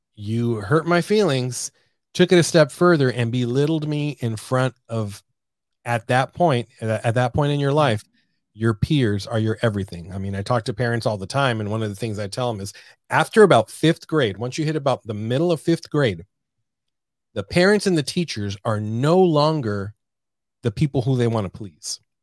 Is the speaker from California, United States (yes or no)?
yes; San Diego, California, United States; moved away as an adult; also born or lived in Arizona; now in San Antonio, United States; from born and raised in San Diego, California